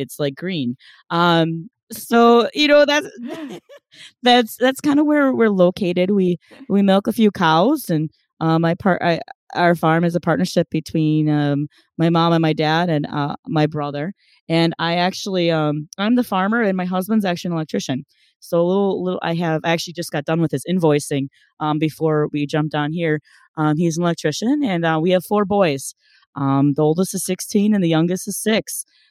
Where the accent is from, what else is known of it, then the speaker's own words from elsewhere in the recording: Wisconsin, United States; I always make fun of, or I always say I'm from the East Coast of Wisconsin.